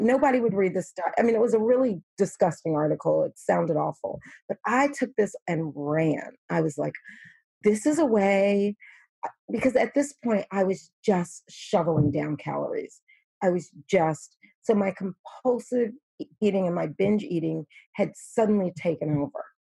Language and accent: English; New York, United States; I'm from New York